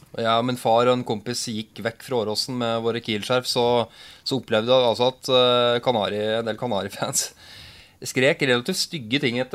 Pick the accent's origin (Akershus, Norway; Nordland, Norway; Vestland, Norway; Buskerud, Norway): Akershus, Norway; near Vormsund; Det er, det, er, jo nesten der vi kommer fra.